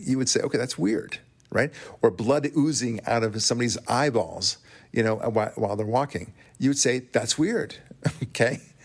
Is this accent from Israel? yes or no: yes; Israel; accent: thick Israeli; moved away; I'm Israeli, as you know. You could probably tell by my thick accent